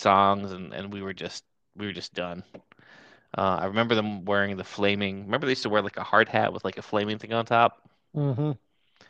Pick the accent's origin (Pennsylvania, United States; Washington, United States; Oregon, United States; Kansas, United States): Pennsylvania, United States; moved away; also born or lived in Atlanta, Georgia; about 2 hours from where I grew up in Pennsylvania